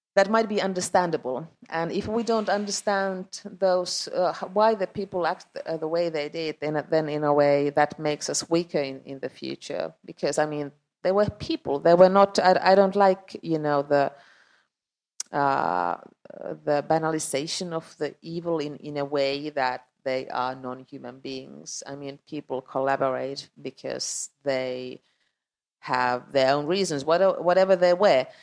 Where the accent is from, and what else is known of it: Finland; English is a second language; also born or lived in Estonia